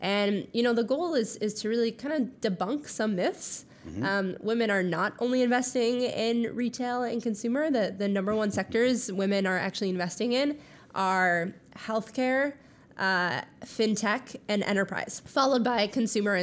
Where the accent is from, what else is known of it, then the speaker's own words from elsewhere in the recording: Minnesota, United States; moved away; I'm from Minnesota, which you can really only hear when I say I'm from Minnesota